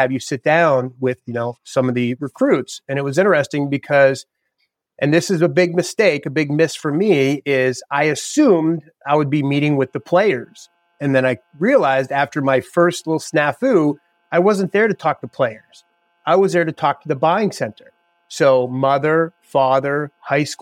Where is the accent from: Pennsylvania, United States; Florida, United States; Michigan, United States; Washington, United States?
Pennsylvania, United States; Oil City; moved away as an adult; also born or lived in Villanova, Pennsylvania / Connecticut / Kent State, Ohio / Clemson, South Carolina; now in Athens, Ohio, United States; I'm from Western PA. And my big goal was I didn't want to move back to Oil City